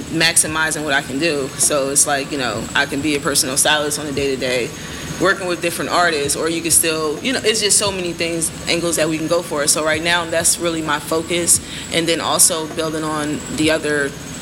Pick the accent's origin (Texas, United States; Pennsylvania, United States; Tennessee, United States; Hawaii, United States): Pennsylvania, United States; Philadelphia; I grew up in Philly in the 80s, the crack era